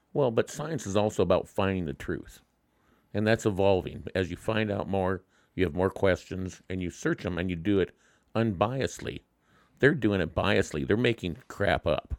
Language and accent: English; Wyoming, United States; my home state